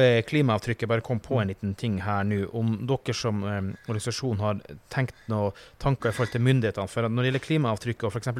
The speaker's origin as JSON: {"language": "Norwegian", "region": "Finnmark", "country": "Norway", "said": "jeg er jo fra Finnmark"}